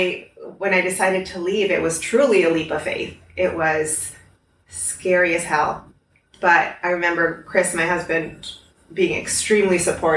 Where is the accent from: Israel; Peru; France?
Peru; Lima; also born or lived in Norwalk, Connecticut, United States; Yeah. And when I was three, we moved to Peru. I'm the last of three kids. My mom's Peruvian.